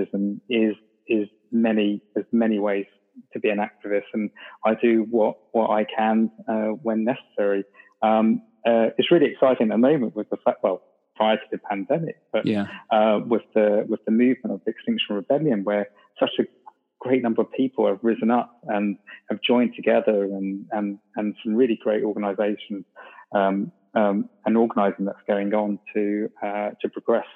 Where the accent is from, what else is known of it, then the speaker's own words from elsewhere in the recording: London, United Kingdom; moved away; I grew up in London, and a lot of my family still live there